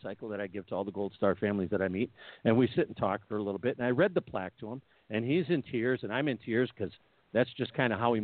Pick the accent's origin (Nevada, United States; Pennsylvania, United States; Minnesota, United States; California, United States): Minnesota, United States; Minneapolis; I'm from Minneapolis